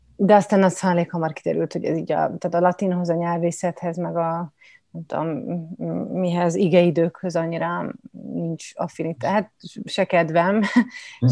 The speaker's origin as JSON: {"language": "Hungarian", "region": "Budapest", "country": "Hungary", "also_born_or_lived": "Kaposvár", "said": "Én egyébként budapesti vagyok"}